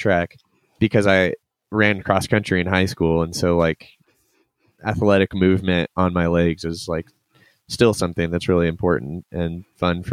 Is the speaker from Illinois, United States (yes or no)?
no; Kansas City, Missouri, United States; moved away; I'm from Kansas City originally and grew up in Cub Scouts